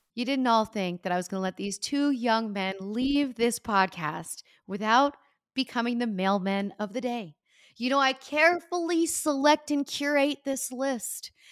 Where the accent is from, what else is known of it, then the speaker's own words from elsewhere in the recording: Pennsylvania, United States; my slogan from my state when I grew up